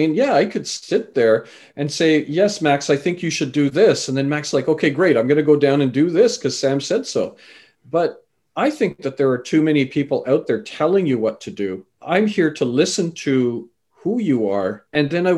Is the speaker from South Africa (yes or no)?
no; Canada; also born or lived in England; I was born in England, raised in Canada